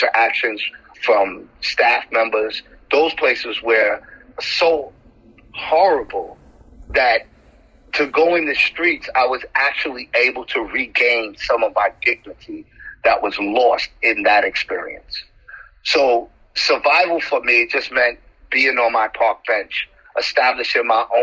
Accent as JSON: {"language": "English", "town": "New York City", "region": "New York", "country": "United States", "said": "I'm from the Bronx in Harlem. I grew up in foster care since the age of 2."}